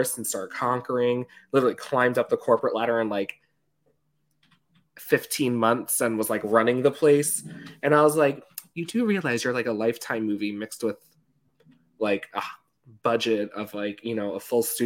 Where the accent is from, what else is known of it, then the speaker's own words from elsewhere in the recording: New York, United States; I grew up in New York.